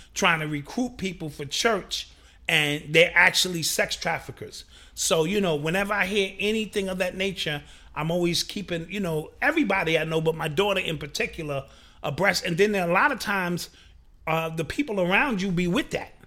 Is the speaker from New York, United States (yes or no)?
yes; New York City, New York, United States; I grew up in that era. I'm from New York City